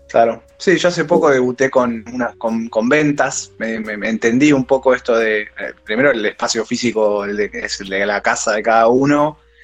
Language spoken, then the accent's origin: Spanish; Buenos Aires, Argentina; soy de Cava, de Saavedra para ser exactos